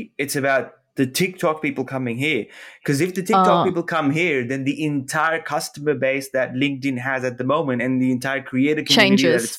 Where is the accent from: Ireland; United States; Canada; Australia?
Australia; look, I'm Australian. I like surfing it.